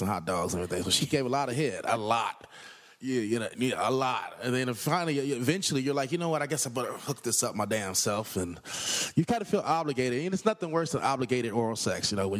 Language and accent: English; Los Angeles, California, United States; I'm from South Central L.A.